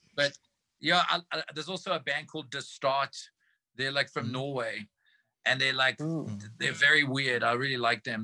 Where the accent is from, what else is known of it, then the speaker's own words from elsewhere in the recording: South Africa; as South African musicians